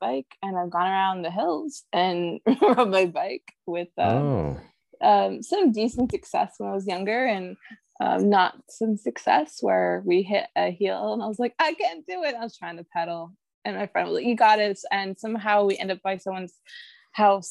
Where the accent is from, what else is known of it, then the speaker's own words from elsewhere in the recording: Southern California, United States; moved away as an adult; also born or lived in New York / New Mexico; I grew up in California, the desert.